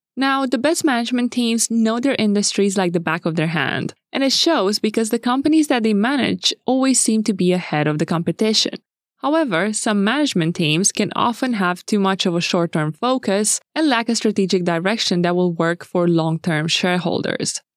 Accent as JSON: {"language": "English", "country": "Romania", "moved": "yes", "said": "Romania, my home country"}